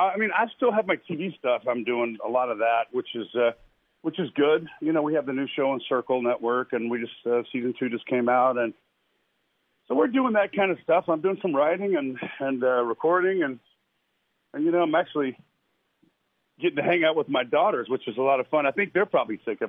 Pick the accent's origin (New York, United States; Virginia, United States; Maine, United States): Virginia, United States; Lynchburg; are from right down the street. Some really good, So, I mean, I've kind of grew up in music anyway.